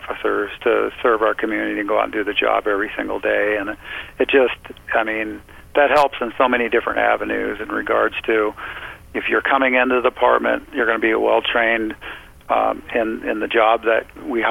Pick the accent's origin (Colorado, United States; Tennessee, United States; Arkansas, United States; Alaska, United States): Alaska, United States; Southeast; I've been born and raised in Southeast Alaska, and I want to stay in Southeast Alaska.